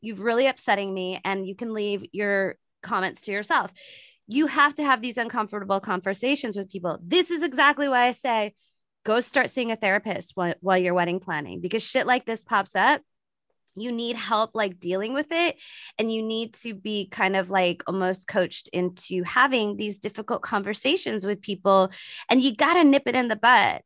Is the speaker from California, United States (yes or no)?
yes; San Francisco Bay Area, California, United States; I'm not in San Francisco right now, but I'm from, I'm from San Francisco Bay Area